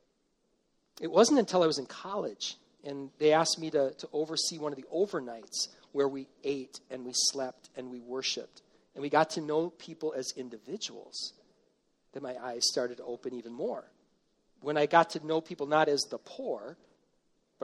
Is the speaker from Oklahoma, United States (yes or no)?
no; Hastings, Minnesota, United States; Went to Kennedy Elementary School in Hastings, Minnesota